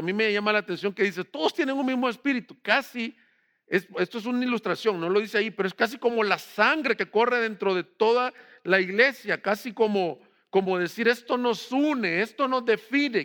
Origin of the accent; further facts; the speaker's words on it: El Salvador; del Salvador, de donde soy yo